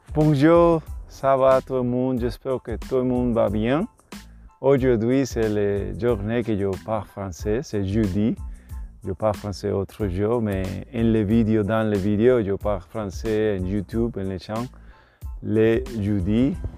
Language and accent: French; Puerto Rico; French is a second language; je suis de Puerto Rico